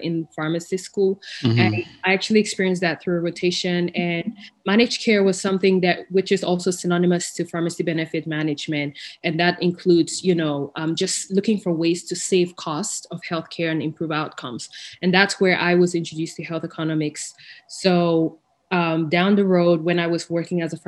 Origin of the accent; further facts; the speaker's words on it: Bamenda, Northwest Region, Cameroon; moved away as an adult; also born or lived in Ethiopia; now in Texas, United States; growing up in Cameroon without that foundation